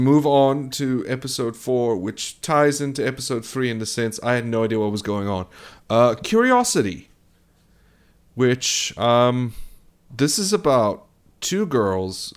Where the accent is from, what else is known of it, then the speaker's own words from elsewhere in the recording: South Africa; I am South African